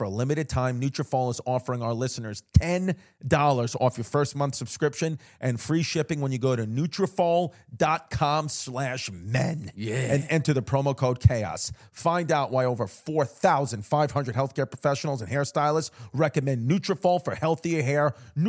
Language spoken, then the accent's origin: English; New York, United States; New York.